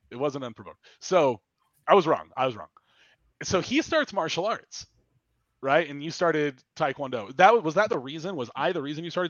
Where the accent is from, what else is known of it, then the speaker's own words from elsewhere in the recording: Utah, United States; also born or lived in San Diego County, California; So I'm originally from California, San Diego County. And, I moved to Utah when I was like 9 years old